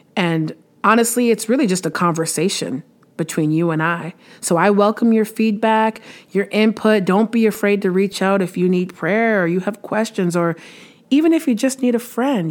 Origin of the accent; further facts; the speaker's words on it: Windsor, Ontario, Canada; moved away as an adult; now in Stittsville, Canada; I was born in Windsor, Ontario, lived there for most of my life uh, until about a year and a half ago when I moved to Stittsville, Ontario, which is a little suburb of Ottawa